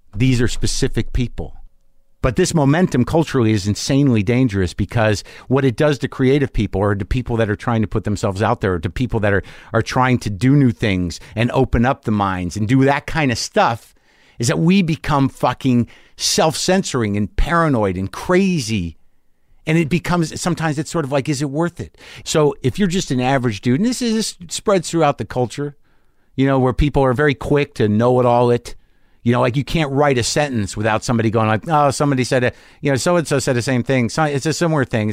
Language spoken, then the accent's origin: English; New Mexico, United States; I grew up in New Mexico